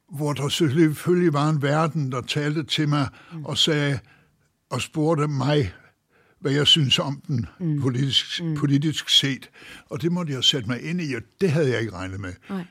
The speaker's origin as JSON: {"language": "Danish", "country": "Denmark", "said": "hjemme i Danmark"}